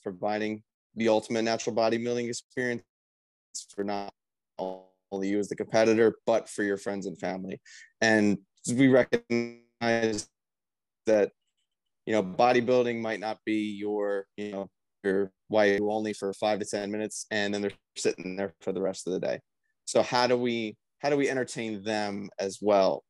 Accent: Mays Landing, New Jersey, United States; my hometown in Mays Landing, New Jersey

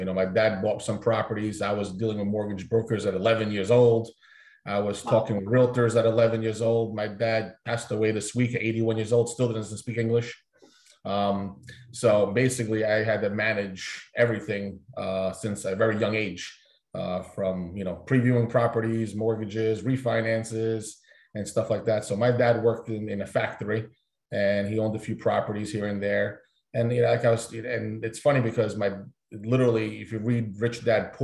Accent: Hackensack, New Jersey, United States; I grew up in Bergen County, Hackensack.

